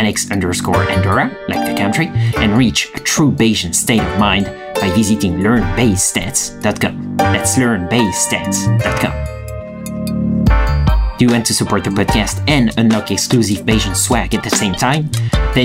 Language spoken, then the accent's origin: English; France; accent: French; my soothing French accent